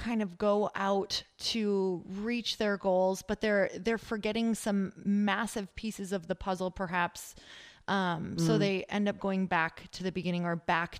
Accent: Midwest, United States; now in California, United States; I come from the Midwest. So let me tell you, money, there's a whole lot of everything tied to it. So, living out in California is totally different.

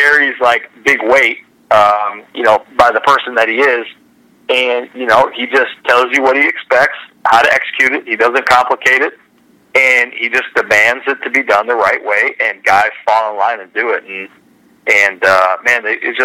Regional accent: Wisconsin, United States; growing up in Wisconsin

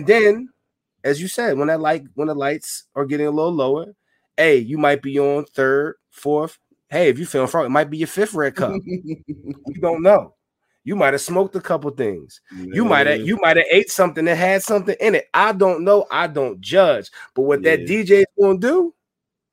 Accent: Philadelphia, Pennsylvania, United States; I'm from Philly

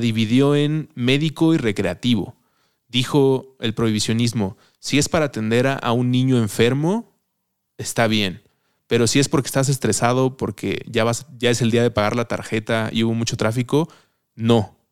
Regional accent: Mexico City, Mexico; como chilango, antes de empezar a grabar hablábamos de la chilanguez, lo sentía muy propio, como si esto es de la ciudad en la que crecí

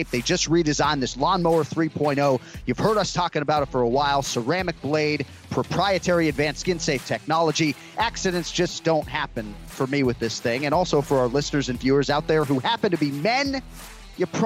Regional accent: Boston, Massachusetts, United States; now in Florida, United States; I am from Boston.

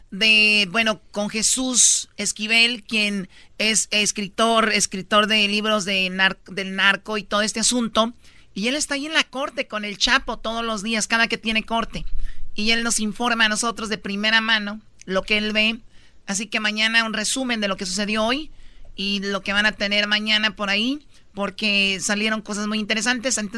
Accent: Mexico; tengamos la necesidad como mexicanos de huir a otro país

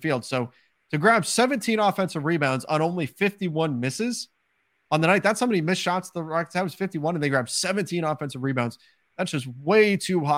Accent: California, United States; I was also born and raised in California

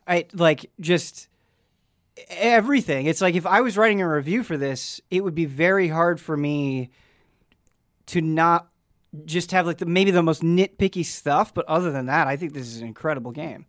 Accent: Midwest, United States; now in Los Angeles area, United States; growing up in the Midwest

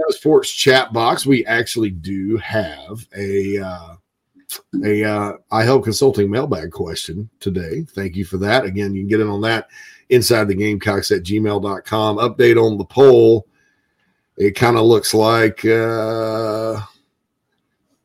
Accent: Spartanburg, South Carolina, United States; also born or lived in Chicago; my hometown of Spartanburg, Daniel Morgan Avenue

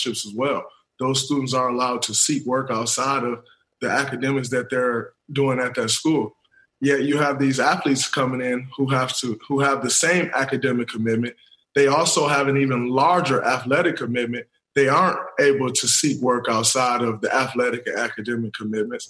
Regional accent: Saginaw, Michigan, United States; As a young black kid growing up in Saginaw, Michigan

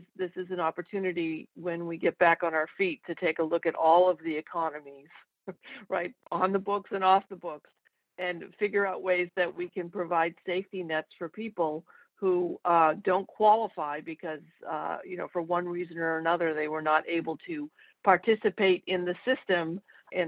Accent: Revere, Massachusetts, United States; growing up in Revere, there were always illegal apartments

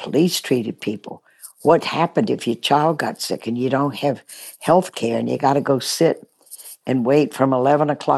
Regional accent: Baton Rouge, Louisiana, United States; also born or lived in New Orleans; Grew up in Baton Rouge, Louisiana

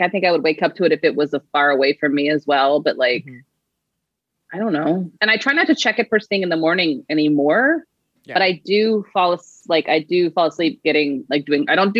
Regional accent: Sugar Land, Texas, United States; moved away as an adult; now in Chicago, United States; I grew up in Houston, in Sugar Land, on the south side of Houston. Yeah. And then I went to school in Texas and started my career in Texas and then moved to Chicago in 2009.

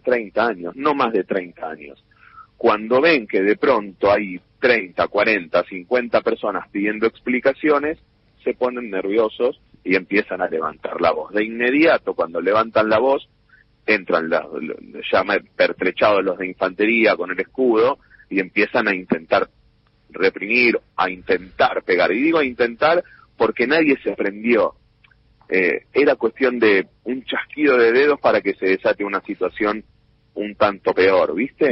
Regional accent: Buenos Aires, Argentina; Yo voy a la cancha de defensores, me encuentro con mis compañeros del jardín infante, de la primaria, del barrio

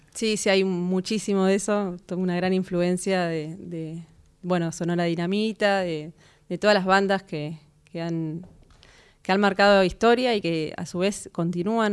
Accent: Mar del Plata, Buenos Aires Province, Argentina; moved away as an adult; yo soy de Mar del Plata, me fui a estudiar a La Plata el profesorado de piano

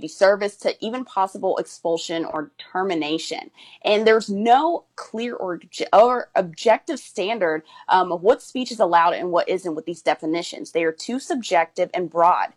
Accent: California, United States; My parents are from there. They immigrated to the United States, and then I was born in California

